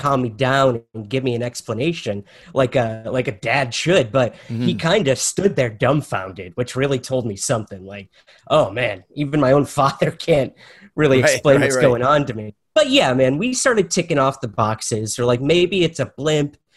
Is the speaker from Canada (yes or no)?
no; Syracuse, New York, United States; I'm originally from Syracuse, New York